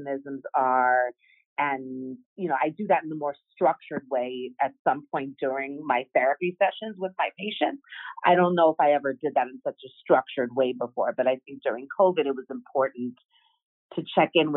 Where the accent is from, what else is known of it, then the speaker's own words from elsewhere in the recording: Chicago, Illinois, United States; moved away as an adult; also born or lived in Madison, Wisconsin / New York; I'm from Chicago